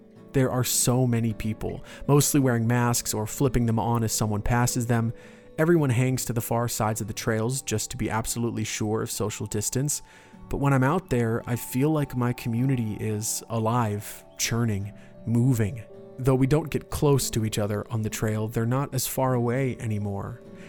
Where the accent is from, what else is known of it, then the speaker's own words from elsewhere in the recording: Altamonte Springs, Florida, United States; also born or lived in Orlando, Florida; now in Sanford, United States; I hadn't lived outside of my hometown, Altamont Springs, in over a decade.